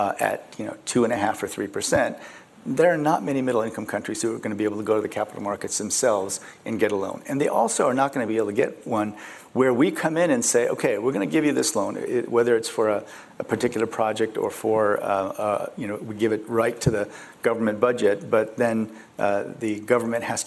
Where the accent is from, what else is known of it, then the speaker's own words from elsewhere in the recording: Muscatine, Iowa, United States; English is a second language; also born or lived in Dallas, Texas / South Korea; So I grew up in Iowa, and we lived right near the local golf course.